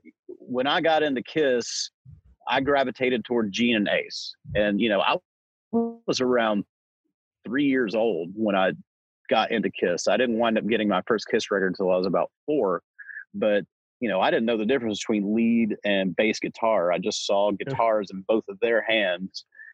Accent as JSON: {"language": "English", "town": "Smyrna", "region": "Tennessee", "country": "United States", "tie": "born or raised there", "said": "it was about a half an hour out of Nashville."}